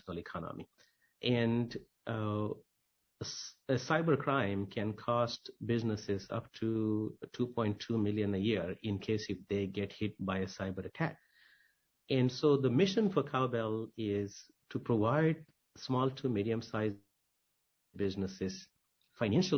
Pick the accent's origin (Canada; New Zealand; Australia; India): India; moved away as an adult; also born or lived in New York; I grew up in India, went to school there, migrated to New York when I was 18.